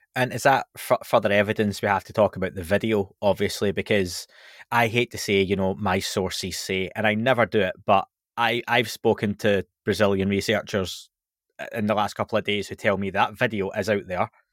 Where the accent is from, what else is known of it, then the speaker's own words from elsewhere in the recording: Scotland, United Kingdom; I'm from Scotland